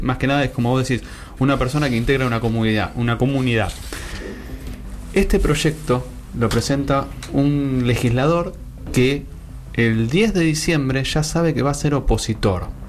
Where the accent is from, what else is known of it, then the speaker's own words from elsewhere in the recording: Buenos Aires, Argentina; somos de la Ciudad Autónoma de Buenos Aires